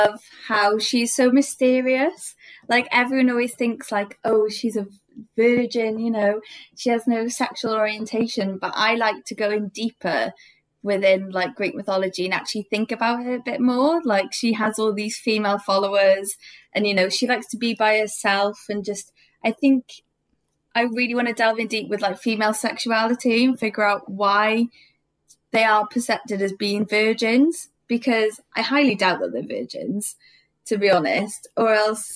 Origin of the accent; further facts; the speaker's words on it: Cardiff, Wales, United Kingdom; I'm from Cardiff